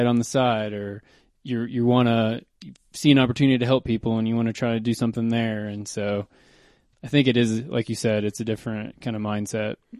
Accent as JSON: {"language": "English", "region": "Kentucky", "country": "United States", "tie": "born or raised there", "also_born_or_lived": "Oklahoma", "moved": "as an adult", "lives_now": "Boulder, United States", "said": "pretty much Kentucky. I was I was born in Oklahoma, but I moved to Kentucky in like third grade"}